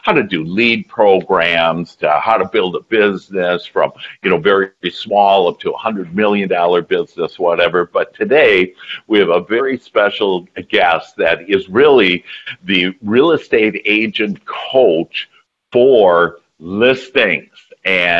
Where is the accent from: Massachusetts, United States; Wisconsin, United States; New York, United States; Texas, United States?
Wisconsin, United States; I'm from Wisconsin.